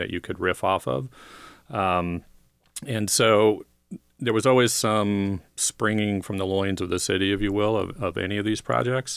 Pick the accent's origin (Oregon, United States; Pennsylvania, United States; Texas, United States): Oregon, United States; Portland; I was born in Portland. I grew up down the river